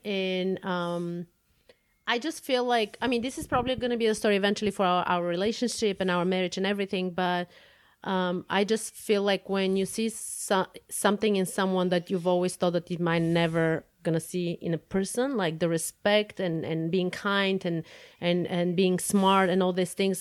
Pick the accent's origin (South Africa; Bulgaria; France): Bulgaria; Plovdiv, Plovdiv Province; moved away as an adult; now in United States; I was born and raised in Bulgaria. Uh, I was born in the city Plovdiv